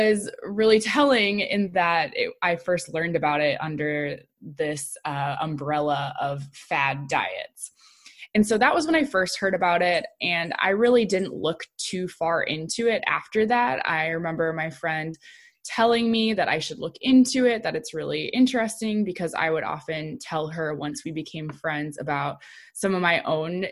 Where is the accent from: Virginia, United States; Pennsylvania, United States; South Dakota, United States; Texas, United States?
South Dakota, United States; moved away as an adult; also born or lived in Illinois; South Dakota State University, which is my home state